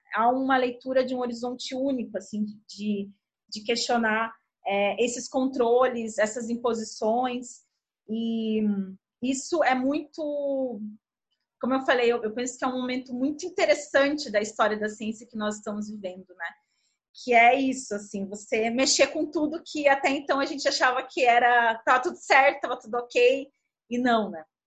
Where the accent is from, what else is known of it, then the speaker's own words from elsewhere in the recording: Brazil; enquanto brasileiras e brasileiros